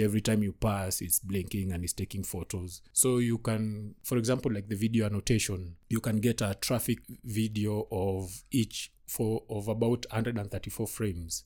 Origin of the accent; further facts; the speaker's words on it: Kisumu, Kisumu County, Kenya; I'm from Kisumu.